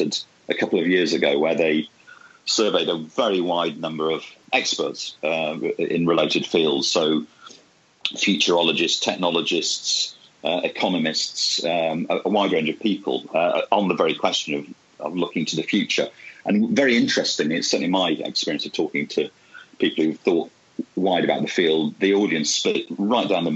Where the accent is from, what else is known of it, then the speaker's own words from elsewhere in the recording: Bolton, North West England, United Kingdom; also born or lived in Bradford; I'm from Bradford and I grew up in Bolton. So I grew up in those early industrial cities